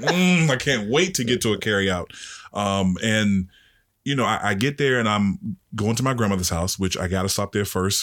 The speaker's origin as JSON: {"language": "English", "town": "Washington", "region": "District of Columbia", "country": "United States", "said": "I'm from Northwest D C. Like, I didn't grow up with much"}